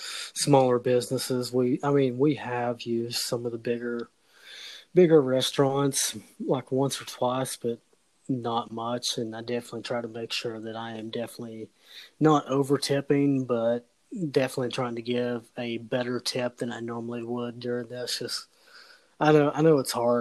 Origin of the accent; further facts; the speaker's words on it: the South, United States; I grew up in the South